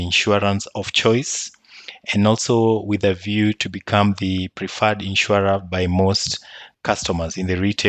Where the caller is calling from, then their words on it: Nairobi, Kenya; So I'm joining you from Nairobi, the capital city in Kenya.